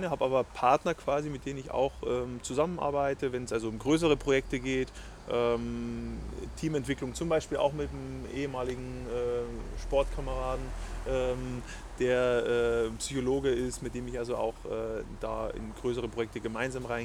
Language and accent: German; Bavaria, Germany; Du warst dann in Bayern, ja, in meiner Heimat eigentlich.